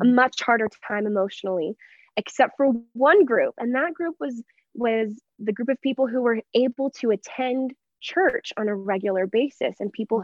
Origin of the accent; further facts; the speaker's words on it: Texas, United States; moved away as an adult; now in Denver, United States; I'm from Texas, but I grew up in the exact same town my entire life